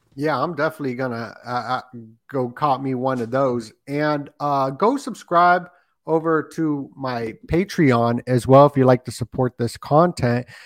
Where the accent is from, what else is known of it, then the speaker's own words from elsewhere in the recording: Las Vegas, Nevada, United States; moved away; I grew up in Las Vegas, so, uh, I didn't stay there